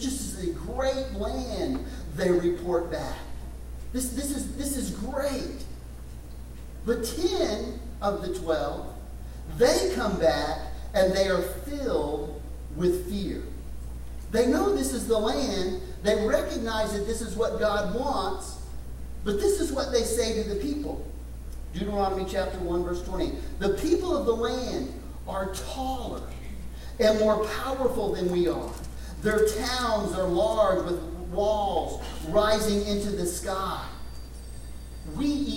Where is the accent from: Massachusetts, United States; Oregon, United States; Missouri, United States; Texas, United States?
Texas, United States; West; Little town I grew up in West Texas